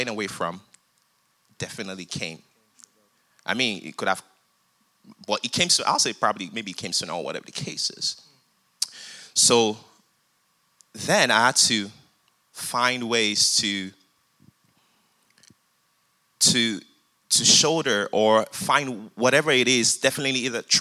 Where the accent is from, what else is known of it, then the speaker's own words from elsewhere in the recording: Nigeria; now in United States; I grew up in Nigeria, came down to the United States